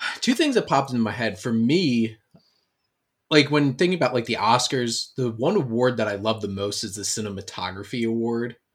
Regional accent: Camden County, New Jersey, United States; growing up in Camden County, New Jersey

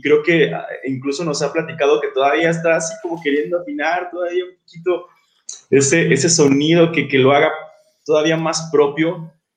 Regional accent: Guadalajara, Jalisco, Mexico; yo soy de Guadalajara

